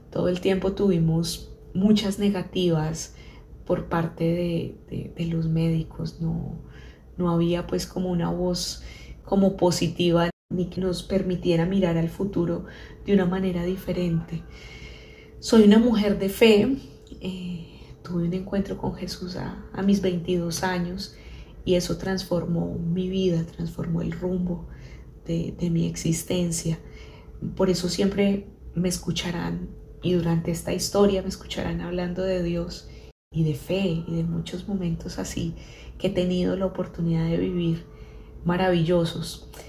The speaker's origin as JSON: {"language": "Spanish", "country": "Colombia", "said": "nos hicimos estrategias como buenos colombianos"}